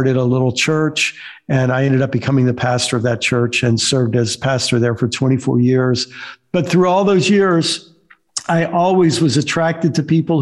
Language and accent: English; upstate New York, United States; also born or lived in Illinois / Maryland; now in Florida, United States; I was born in upstate New York, lived most of my life in Maryland, and for the last 14 years have lived in Florida. But most of my growing up was in New York and a short time in Illinois and then in Maryland